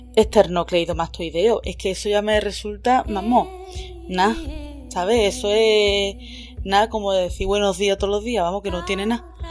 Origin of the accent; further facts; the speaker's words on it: Andalusia, Spain; moved away; also born or lived in Scotland; yo que vengo del sur de España